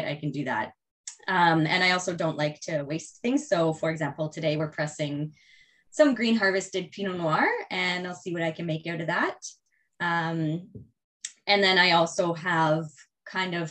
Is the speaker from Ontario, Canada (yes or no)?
yes; Prince Edward County, Ontario, Canada; So I'm from Prince Edward County. I grew up here